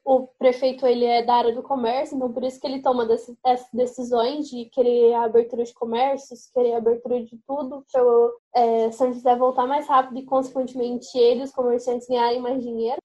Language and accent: Portuguese; Paraíba Valley, São Paulo, Brazil; quando a gente é daqui do Vale